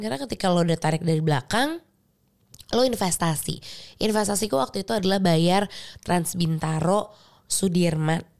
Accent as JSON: {"language": "Indonesian", "region": "West Java", "country": "Indonesia"}